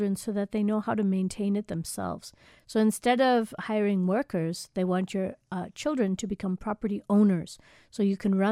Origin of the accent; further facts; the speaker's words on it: United States; moved away as an adult; now in South Africa; I'm American, but I've lived here now 14 years.